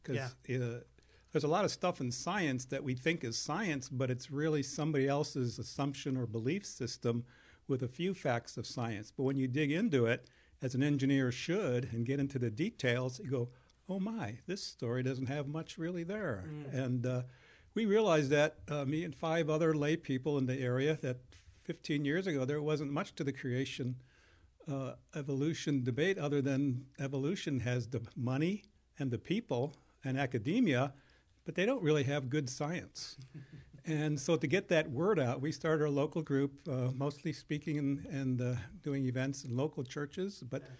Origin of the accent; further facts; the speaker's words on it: Chicago, Illinois, United States; also born or lived in Germany; I grew up in Chicago. I just want somebody from Chicago to win something.